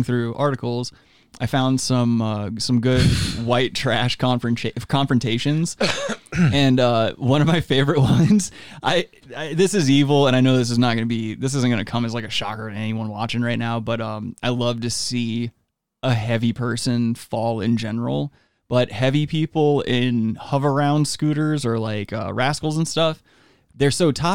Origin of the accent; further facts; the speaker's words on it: East Coast, United States; moved away; I grew up on the East Coast